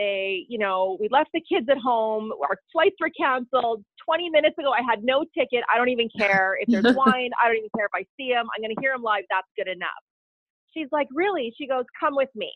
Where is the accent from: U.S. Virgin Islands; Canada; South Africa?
Canada; Ottawa, Ontario; also born or lived in Sudbury, Ontario; I was about 6, and I grew up in Ottawa